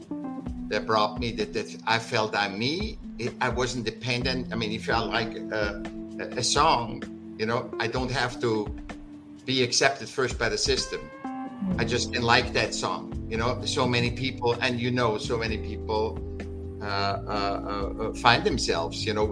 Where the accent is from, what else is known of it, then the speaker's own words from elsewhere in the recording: Vienna, Austria; now in California, United States; I was born in Vienna, in Austria.